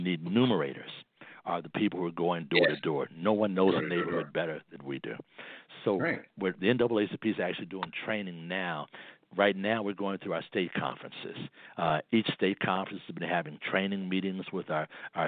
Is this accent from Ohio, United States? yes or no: no; Chicago, Illinois, United States; my hometown, Chicago